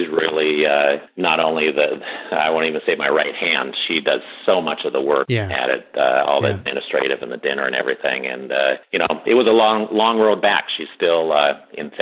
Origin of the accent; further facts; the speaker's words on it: Seattle, Washington, United States; where I was growing up in Seattle